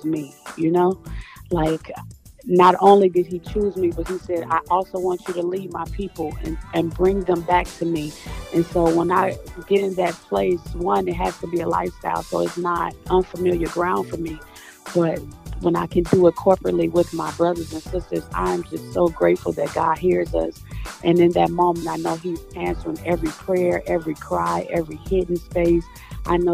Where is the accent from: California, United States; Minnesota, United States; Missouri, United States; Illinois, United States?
Illinois, United States; Chicago; I am from Chicago, Illinois. I am a PK. Let's start there. My father is a pastor, Pastor Carl Harris, here in Chicago. I grew up just in the church